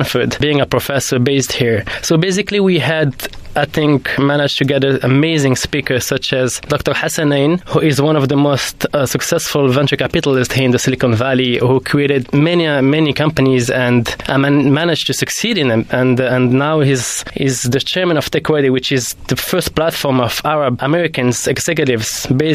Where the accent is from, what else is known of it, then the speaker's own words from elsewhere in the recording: Morocco; moved away as an adult; also born or lived in France / London; I grew up in Morocco till the age of 20